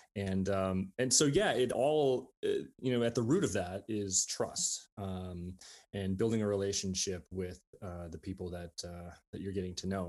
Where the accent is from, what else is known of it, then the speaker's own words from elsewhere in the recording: Saint Paul, Minnesota, United States; moved away as an adult; also born or lived in Grinnell, Iowa; now in Iowa City, United States; I was born in Saint Paul, Minnesota. I grew up there